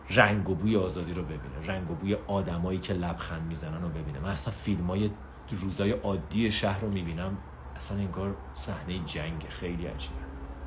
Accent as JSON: {"language": "Persian", "country": "Iran", "said": "شماهایی که تو تهران و شمال و این برامر زندگی میکنیم"}